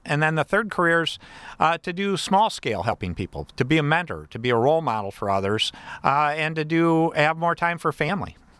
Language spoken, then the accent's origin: English; Battle Creek, Michigan, United States; I'm from Battle Creek